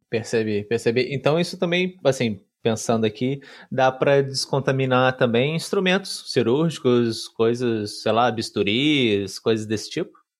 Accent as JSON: {"language": "Portuguese", "country": "Brazil", "moved": "yes", "lives_now": "Portugal", "said": "eu, como brasileiro, vim aqui para Portugal"}